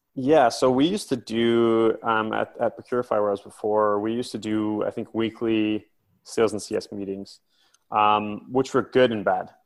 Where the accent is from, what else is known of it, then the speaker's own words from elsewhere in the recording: near Silicon Valley, California, United States; also born or lived in Vancouver, Canada; now in London, United Kingdom; I grew up in, in California, I grew up near Silicon Valley, and I then spent the last 10 years in Vancouver, Canada